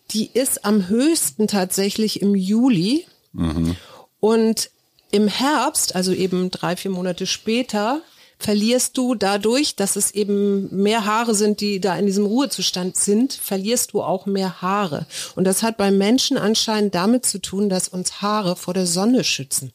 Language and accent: German; Hamburg, Germany; now in Berlin, Germany; bei uns in Hamburg gab es keinen St. Martins Umzug